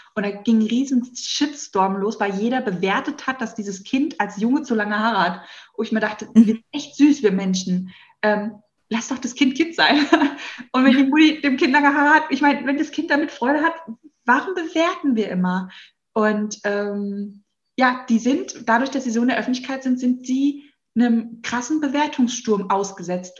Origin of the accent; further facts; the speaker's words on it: Hesse, Germany; accent: Hessian; Ich merke auch immer, ich bin Hesse. Man hört es teilweise nicht so, weil ich mhm. so hessisch erzogen worden bin.